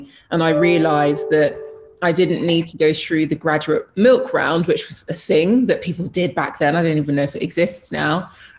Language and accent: English; Jamaica; I'm Jamaican. I come from a family of, if you want something, you go for it.